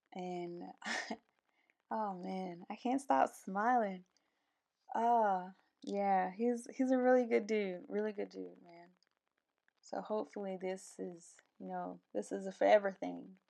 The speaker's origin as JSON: {"language": "English", "town": "Albany", "region": "Georgia", "country": "United States", "tie": "born or raised there", "also_born_or_lived": "Columbus, Georgia", "moved": "as an adult", "said": "I'm from, originally, I was born in Albany, Georgia"}